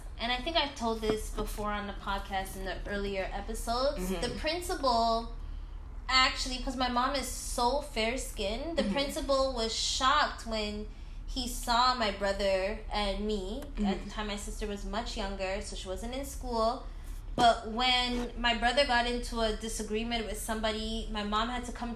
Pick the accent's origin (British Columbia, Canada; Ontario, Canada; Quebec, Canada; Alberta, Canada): Ontario, Canada; Toronto; I grew up in Jane and Finch